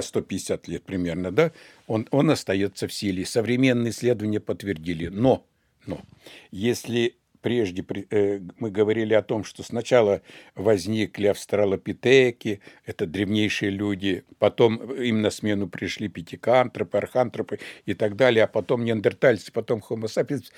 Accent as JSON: {"language": "Russian", "region": "Siberia", "country": "Russia", "said": "мы с вами сибиряки"}